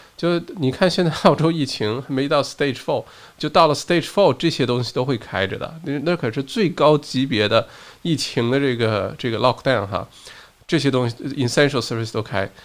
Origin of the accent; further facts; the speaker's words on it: China; now in Australia; 我小的时候在国内的时候